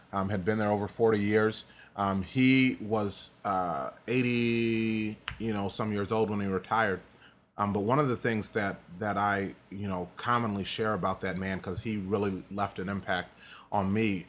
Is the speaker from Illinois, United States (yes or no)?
yes; DeKalb, Illinois, United States; was born in DeKalb, Illinois. Mm-hmm. Um, born and raised.